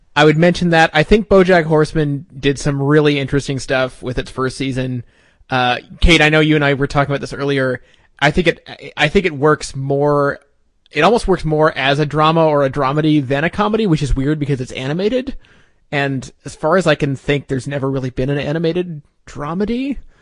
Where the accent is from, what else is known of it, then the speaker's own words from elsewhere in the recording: Canada; I'm not American. Uh, I'm, I'm Canadian